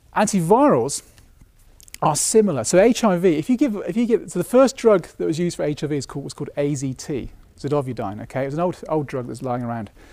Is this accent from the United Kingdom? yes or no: yes; United Kingdom; being British